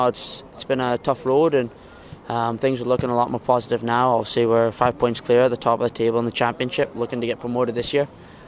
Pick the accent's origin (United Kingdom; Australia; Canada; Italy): Canada; born there; I was born in Canada, so I think I should play for Canada